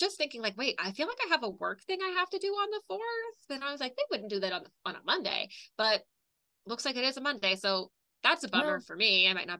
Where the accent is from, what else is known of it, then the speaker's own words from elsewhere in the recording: United States; Rough out here as an American Euro fan.